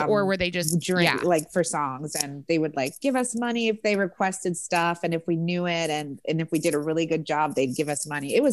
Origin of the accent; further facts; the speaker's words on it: New York, United States; Luckily, I came from New York, so I knew my stuff.